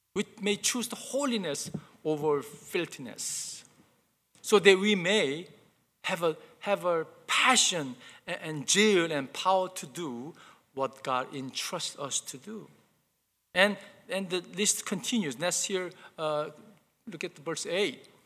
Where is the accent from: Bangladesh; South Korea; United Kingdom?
South Korea; moved away; I remember growing up, growing up in Korea, uh, my mom used to buy me brand new clothes